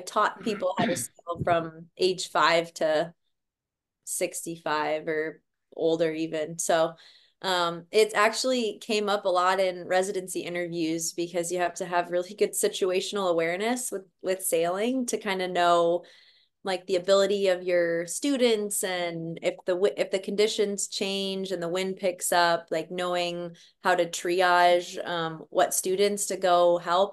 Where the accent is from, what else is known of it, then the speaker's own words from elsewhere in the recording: White Bear Lake, Minnesota, United States; now in Portland, United States; I grew up in White Bear Lake, Minnesota